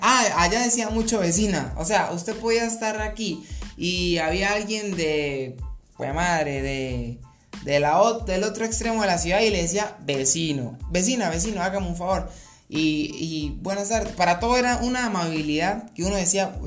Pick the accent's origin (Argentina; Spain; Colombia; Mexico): Colombia; also born or lived in Bogotá; yo soy colombiano